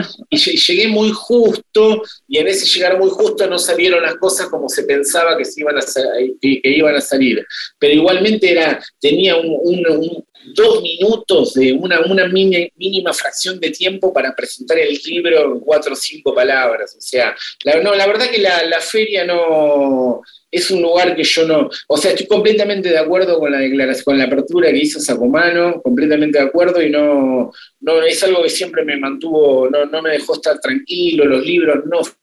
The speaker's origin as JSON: {"language": "Spanish", "town": "Tandil", "region": "Buenos Aires Province", "country": "Argentina", "said": "Yo vengo de Tandil"}